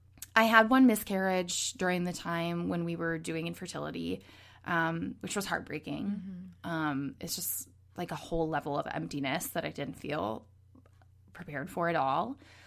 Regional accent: Minnesota, United States; moved away; also born or lived in Los Angeles / New York; I'm originally from Minnesota, but I have lived with my husband all over the country

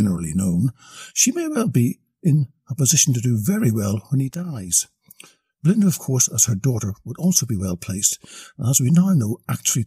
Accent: Australia; As an Australian

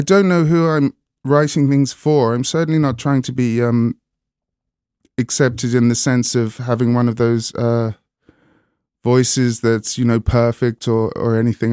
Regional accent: Hastings, South East England, United Kingdom; also born or lived in London; now in Brighton, United Kingdom; I grew up in Hastings, I call Brighton home now

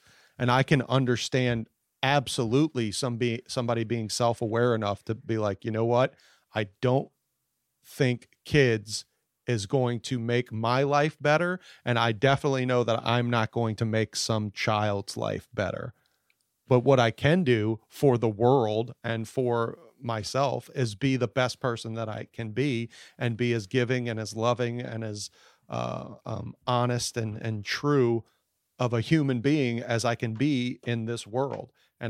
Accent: United States; I was born in the United States to, I didn't have to fight for meals, and we weren't constantly being threatened by cartel or anything like that, that I just grew up soft and sad.

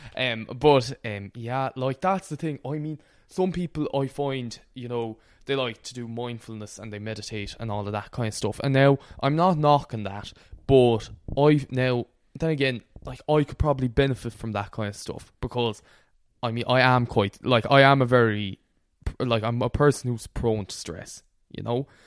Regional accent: Connemara, Galway, Connacht, Ireland; the part of Connemara I'm from, we don't speak Irish at all.

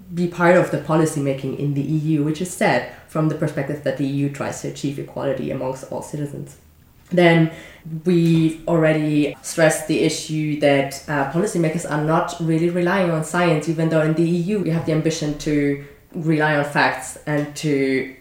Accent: Germany; moved away; I'm from Germany

